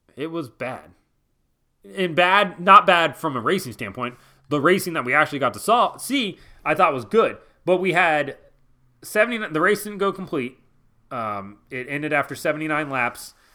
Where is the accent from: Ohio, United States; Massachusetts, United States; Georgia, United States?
Ohio, United States; Cincinnati; I'm from Cincinnati